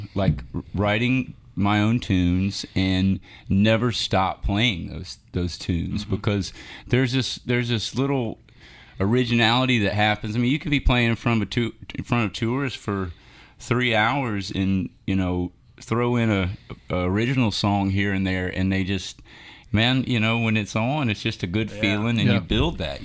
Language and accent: English; Columbia, South Carolina, United States; Born and raised in Columbia, South Carolina.